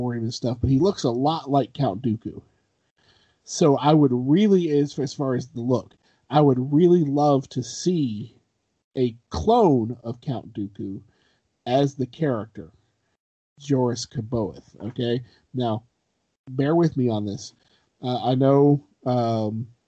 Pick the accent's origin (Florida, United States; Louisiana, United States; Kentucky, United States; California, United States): Kentucky, United States; I'm from Kentucky